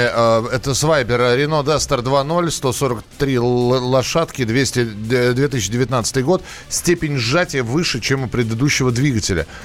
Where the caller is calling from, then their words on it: Germany; А, доброе утро, Кирилл. Я из Германии.